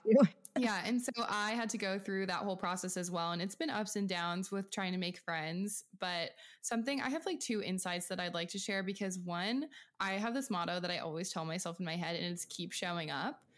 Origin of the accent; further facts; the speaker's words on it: Pacific Northwest, outside of Seattle, Washington, United States; moved away; I'm from small town farm USA in um, the Pacific Northwest outside of Seattle